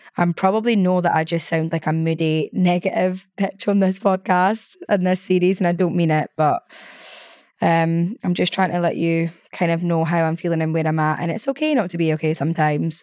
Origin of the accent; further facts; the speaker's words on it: Scotland, United Kingdom; moved away as an adult; now in London, United Kingdom; I'm such a Scottish gal